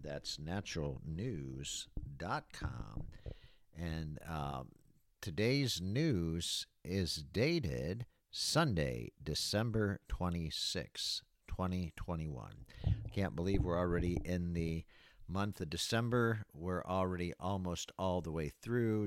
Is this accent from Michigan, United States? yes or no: yes; Battle Creek, Michigan, United States; moved away as an adult; also born or lived in Florida; the city of Battle Creek, Michigan, uh, where I was born and raised